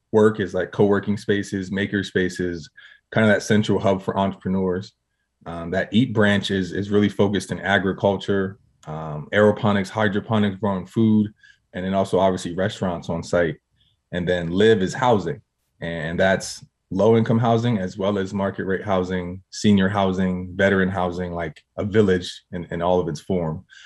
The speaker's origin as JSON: {"language": "English", "town": "Harrisburg", "region": "Pennsylvania", "country": "United States", "tie": "born or raised there", "said": "I'm from Harrisburg, Pennsylvania"}